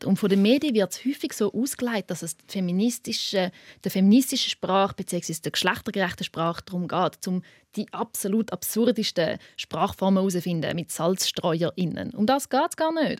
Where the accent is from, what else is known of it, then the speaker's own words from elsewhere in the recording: Switzerland; accent: Swiss German; first language Swiss German; Schweizerdeutsch ist auch meine Muttersprache